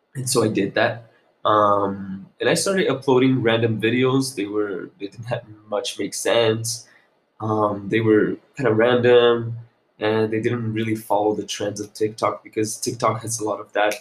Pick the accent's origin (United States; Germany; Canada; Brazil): Brazil; Brasília, Federal District; moved away as an adult; also born or lived in Segovia, Spain; I come from Brazil, from the capital Brasilia